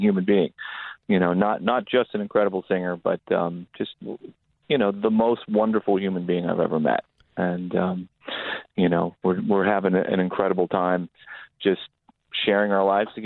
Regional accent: Palo Alto, California, United States; I grew up in Northern California, what was just a sleepy little town called Palo Alto

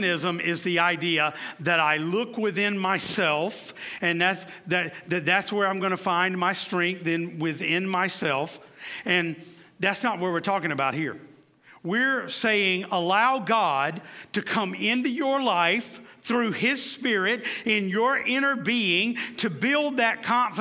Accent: the South, United States; I'm from the South

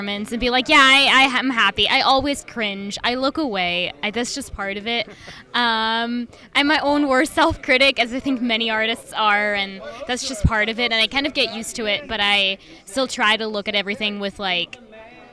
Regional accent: Switzerland; first language French; English is a second language; I'm from Switzerland. So I speak German with my dad and French with my mom. So that's how I grew up.

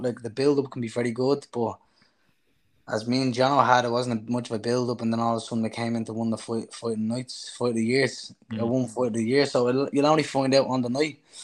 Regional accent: Ireland; I'm from Flats originally

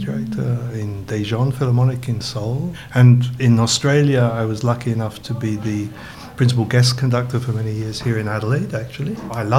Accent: England, United Kingdom; moved away as an adult; I was born in England, you know, and studied music very early in a little town that had an amateur orchestra

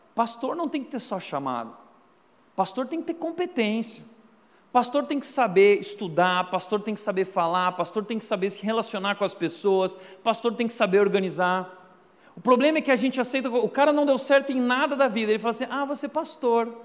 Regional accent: Rio Grande do Sul, Brazil; eu sou gaúcho macho

